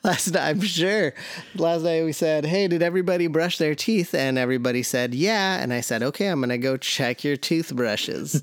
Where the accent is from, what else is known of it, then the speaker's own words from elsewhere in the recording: the Northwest, Pacific Northwest, United States; I was born and raised in the Northwest.